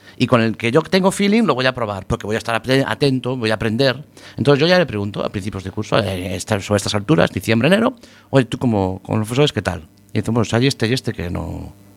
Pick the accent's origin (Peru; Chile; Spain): Spain; Galicia; tendremos los gallegos con el mar